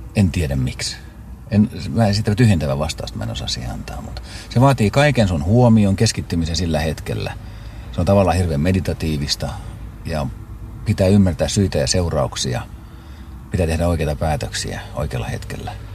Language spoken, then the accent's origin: Finnish; Pori, Satakunta, Finland; Mä olen syntynyt Porissa Jaakontiellä osoitteessa ja Jaakontien osoite on Porin kiitotien jatkeella.